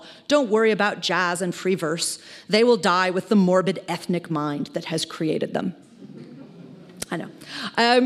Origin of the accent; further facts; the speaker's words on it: Chicago, Illinois, United States; Chicago, which is my hometown